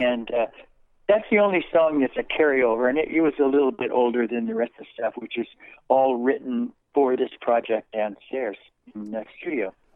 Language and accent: English; Colorado, United States; also born or lived in California; my parents moved uh, very quickly to Colorado, where I grew up